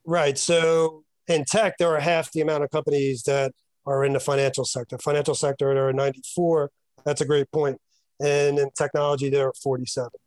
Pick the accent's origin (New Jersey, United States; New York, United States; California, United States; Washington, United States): New York, United States; Yonkers; my hometown of Yonkers